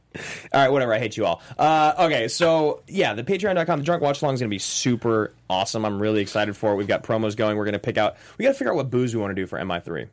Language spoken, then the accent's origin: English; Canada; I'm Canadian